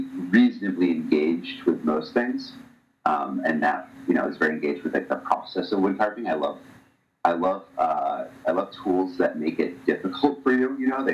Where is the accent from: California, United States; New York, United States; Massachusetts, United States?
Massachusetts, United States; Medfield; I grew up in the Boston area, a little town called Medfield